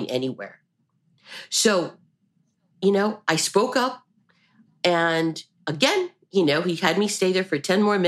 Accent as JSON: {"language": "English", "country": "Cuba", "moved": "yes", "lives_now": "United States", "said": "even though I am an American citizen, they don't recognize me as one. To them, I am still a Cuban citizen"}